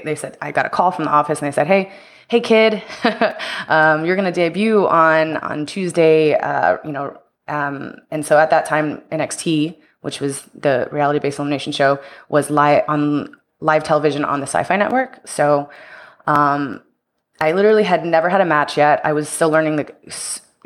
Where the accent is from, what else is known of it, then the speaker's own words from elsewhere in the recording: Houston, Texas, United States; moved away as an adult; also born or lived in Tampa; I'm from Houston, Texas, and so I was living there at the time